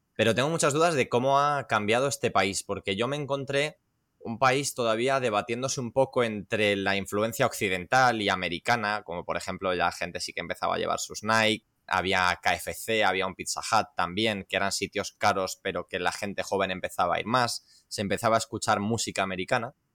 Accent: Las Rozas, Community of Madrid, Spain; soy de Las Rozas, de, de, Madrid. Es que solo en Las Rozas, que es una ciudad con 100.000 habitantes, tenemos tres o cuatro clubes

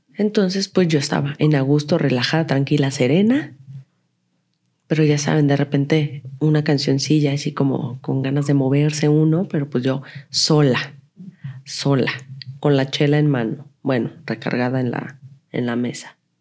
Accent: Guadalajara, Jalisco, Mexico; moved away as an adult; now in Mexico City, Mexico; soy de Guadalajara

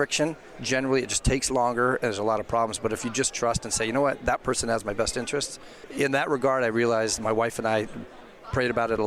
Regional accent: Seattle, Washington, United States; moved away as an adult; also born or lived in Michigan / Miami / Milwaukee; now in Wheaton, United States; I was born in Michigan, so, but okay. I really was. I was probably 3 years old when I was, by the time I got to Seattle

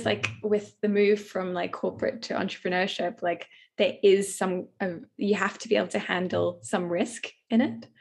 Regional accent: Australia; also born or lived in London, United Kingdom; now in South Africa; I'm Australian and I was under certain visa restrictions in the UK

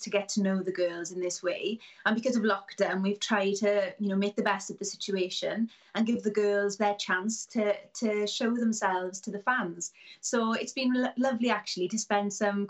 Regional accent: Llanelli, Wales, United Kingdom; accent: Welsh; I live in a town called Llanelli

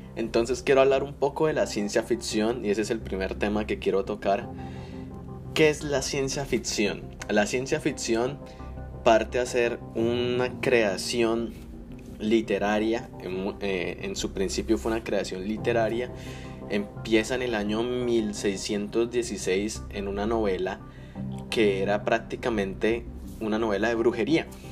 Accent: Colombia; now in United States; soy de Colombia, pero vivo en Estados Unidos

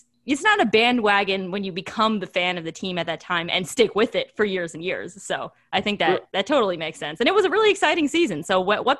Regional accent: Long Island, New York, United States; I'm also from Long Island, and my dad also grew up in Queens, like really close to Shea Stadium

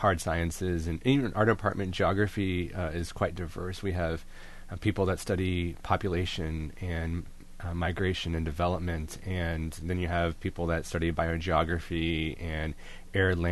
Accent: Indian Lake area, northwest central Ohio, United States; I am from the other side of the state, northwest central Ohio

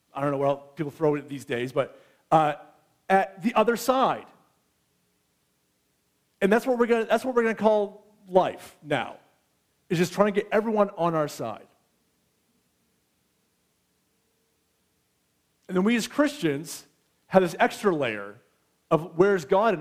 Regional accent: United States; now in Canada; I'm American

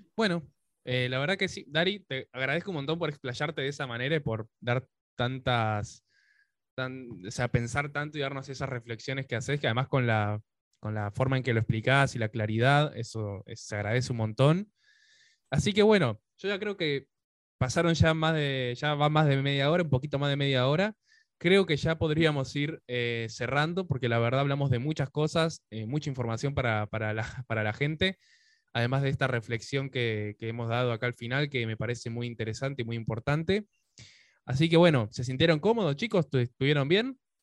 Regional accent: Pilar, Buenos Aires Province, Argentina; moved away as an adult; now in Buenos Aires, Argentina; estaba por Pilar, que es de donde soy, ahora estoy en Capital, pero yo viví casi toda mi vida en Pilar

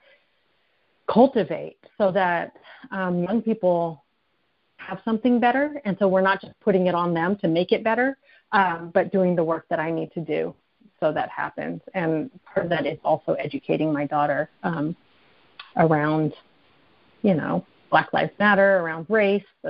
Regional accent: United States; I'm Japanese American, and I'm fourth generation in the Japanese American community

